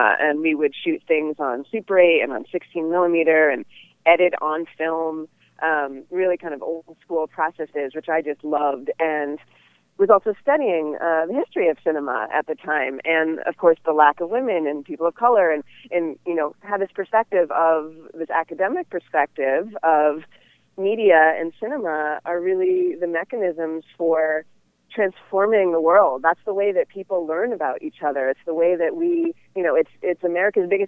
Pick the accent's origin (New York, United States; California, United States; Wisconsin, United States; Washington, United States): California, United States; Oakland; Growing up in the San Francisco Bay Area, I grew up in Oakland